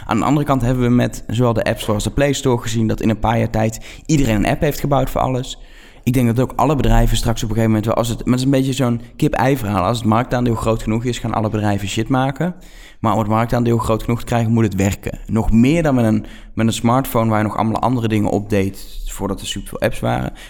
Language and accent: Dutch; Netherlands; accent: Dutch; mijn accent erbij, mijn Nederlandse eh, accent.